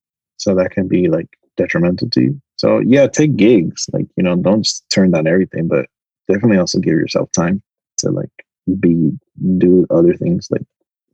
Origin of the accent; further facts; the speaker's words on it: New York, United States; I moved to Miami because I came from New York.